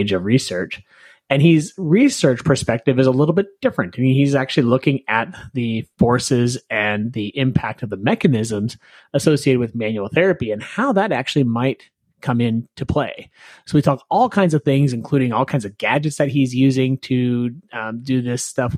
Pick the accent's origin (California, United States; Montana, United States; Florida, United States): Montana, United States; I'm from Montana.